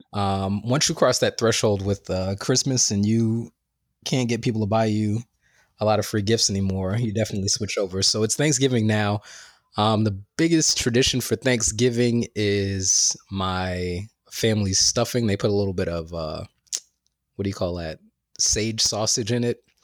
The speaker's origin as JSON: {"language": "English", "town": "New York City", "region": "New York", "country": "United States", "tie": "born or raised there", "said": "I went to school in Bed Stuy"}